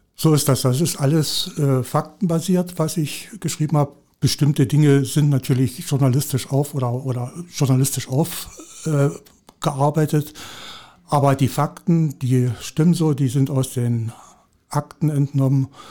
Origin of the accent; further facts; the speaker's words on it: Saxony, Germany; moved away; also born or lived in Brandenburg / Hoyerswerda; Ich bin gebürtiger jetzt Sachse